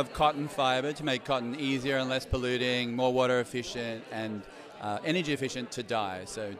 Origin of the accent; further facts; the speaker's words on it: Australia; now in New York City, United States; Despite being Australian